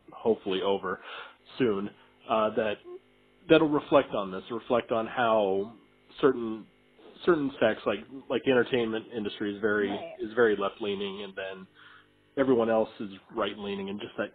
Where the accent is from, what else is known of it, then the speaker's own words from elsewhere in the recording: the South, United States; moved away; I come from the South and I come from a construction background.